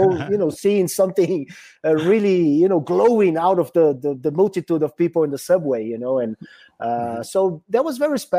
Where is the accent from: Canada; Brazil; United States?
Brazil; coming from South America